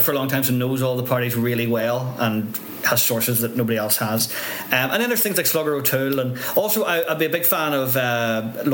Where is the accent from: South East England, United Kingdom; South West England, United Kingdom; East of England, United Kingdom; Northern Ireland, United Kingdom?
Northern Ireland, United Kingdom